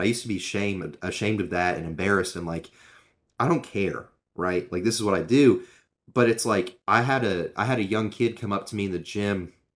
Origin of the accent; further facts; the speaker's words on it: Knoxville, Tennessee, United States; I grew up in Knoxville